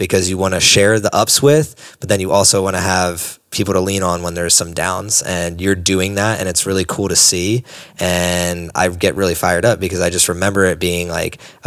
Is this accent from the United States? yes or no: yes; East Coast, United States; I'm from the East Coast